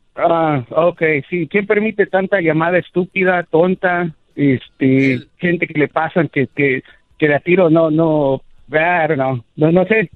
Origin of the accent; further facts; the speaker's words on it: Evanston, Illinois, United States; now in Vero Beach, United States; yo nací en Chicago